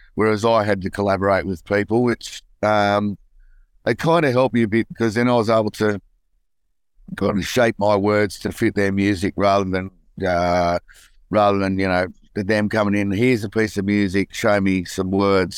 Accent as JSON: {"language": "English", "town": "Newcastle", "region": "New South Wales", "country": "Australia", "tie": "born or raised there", "said": "growing up in Newcastle, it was all about, uh, footy and surfing for me."}